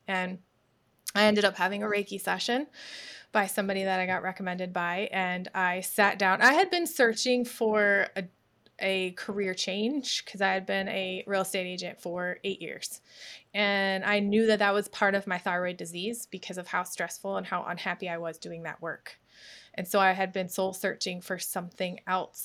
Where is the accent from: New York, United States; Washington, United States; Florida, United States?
New York, United States; moved away as an adult; also born or lived in Myrtle Beach, South Carolina; now in Suwanee, United States; I was born and raised in New York.